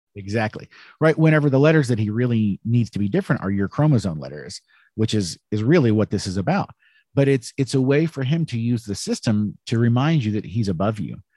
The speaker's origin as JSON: {"language": "English", "country": "United States", "said": "I'm an American"}